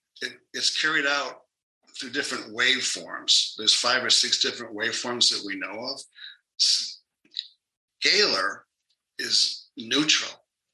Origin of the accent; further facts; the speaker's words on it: New York, United States; also born or lived in Jackson, Mississippi; now in Phoenix, United States; I'm from New York, but I ended up in Jackson, Mississippi, which was actually a pretty good experience.